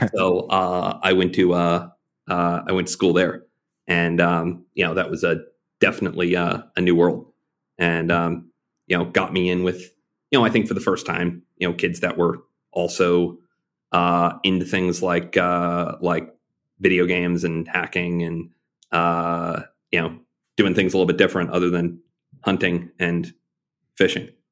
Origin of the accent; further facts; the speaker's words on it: Arkansas, United States; five-year-old growing up in Arkansas